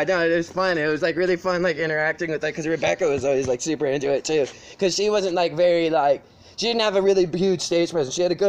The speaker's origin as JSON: {"language": "English", "town": "Las Vegas", "region": "Nevada", "country": "United States", "tie": "born or raised there", "also_born_or_lived": "California / Portland", "moved": "as an adult", "said": "growing up in Vegas, anybody that's grown up in Vegas, like, you just hate it"}